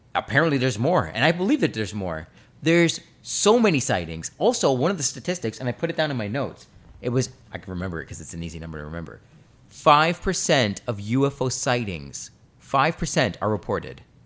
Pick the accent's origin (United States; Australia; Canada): Canada; we're Canadian